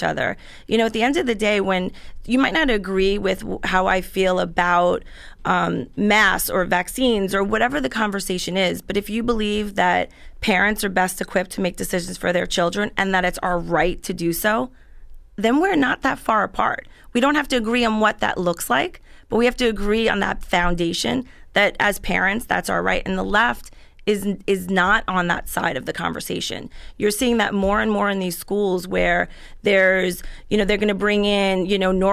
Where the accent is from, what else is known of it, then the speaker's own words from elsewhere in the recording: Central Islip, New York, United States; I grew up in Central Islip